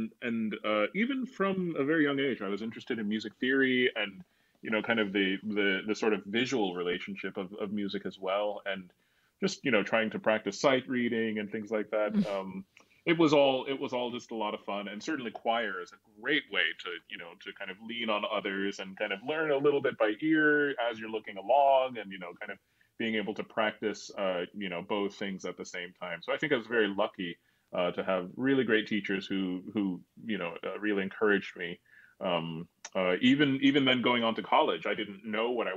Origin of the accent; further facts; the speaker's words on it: Williamsport, Pennsylvania, United States; my hometown of Williamsport, Pennsylvania